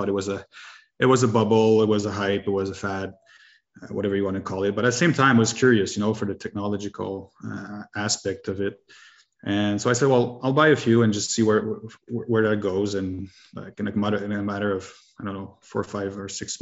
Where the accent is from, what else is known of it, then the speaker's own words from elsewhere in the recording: Canada; I'm from Canada, French Canadian